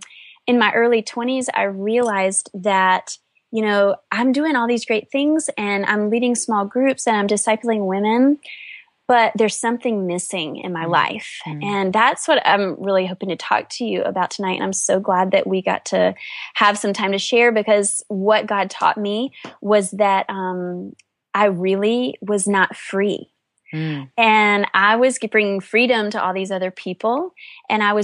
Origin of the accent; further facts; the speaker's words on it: North Carolina, United States; I grew up in a sweet small town in North Carolina